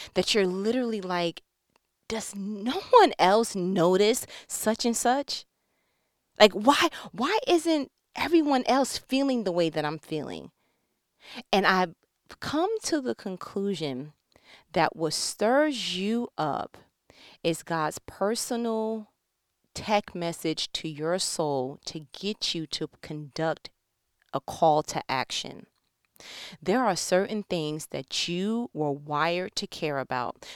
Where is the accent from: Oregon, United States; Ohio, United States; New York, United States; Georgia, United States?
New York, United States; I was born and bred in New York